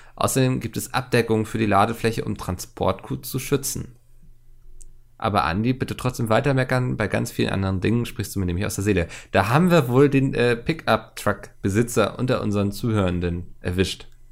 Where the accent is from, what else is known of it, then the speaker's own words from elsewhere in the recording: Germany; ich bin sehr oft früher in Lüneburg gewesen, weil das von meiner Heimatstadt wirklich ein, ich will fast sagen, Katzensprung war